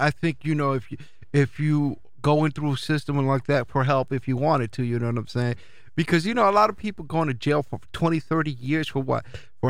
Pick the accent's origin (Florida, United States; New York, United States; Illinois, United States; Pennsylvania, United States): New York, United States; New York City; now in Springfield, United States; It's like me being Puerto Rican, but I'm from Brooklyn.